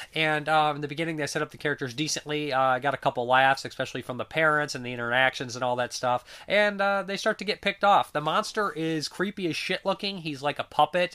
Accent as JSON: {"language": "English", "region": "Ohio", "country": "United States", "said": "I'm from Ohio"}